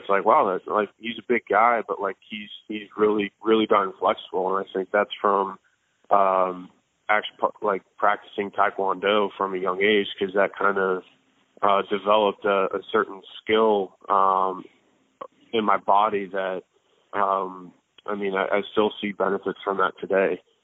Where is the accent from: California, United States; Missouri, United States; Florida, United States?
Florida, United States; Tampa; I grew up in Tampa, Florida